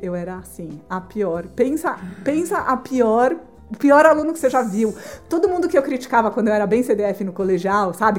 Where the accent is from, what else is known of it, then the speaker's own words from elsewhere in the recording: Brazil; eu sou do Brasil, estudo arquitetura